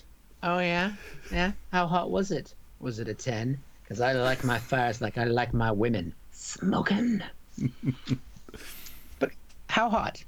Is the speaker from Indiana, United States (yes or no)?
no; Washington, United States; moved away as an adult; now in United Kingdom; Washington, my home state, is on fire.